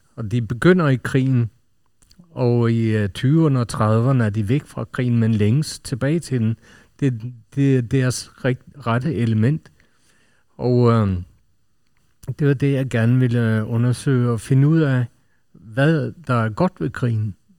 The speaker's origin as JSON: {"language": "Danish", "country": "Norway", "said": "Nu er jeg selv nordmand"}